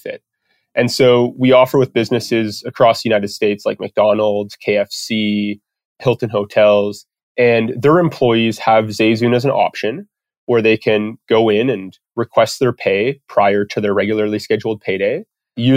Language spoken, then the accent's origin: English; Comox, British Columbia, Canada; accent: Canadian; moved away as an adult; now in Calgary, Canada; I grew up on Vancouver Island, which is the most west coast part of Canada, or at least the most west coast part that I know of in Canada, in a small little town called Comox, British Columbia